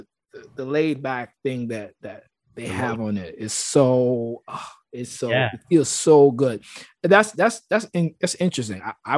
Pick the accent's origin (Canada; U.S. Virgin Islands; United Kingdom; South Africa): U.S. Virgin Islands; St. Thomas; when I came from when I came to Berkeley from St. Thomas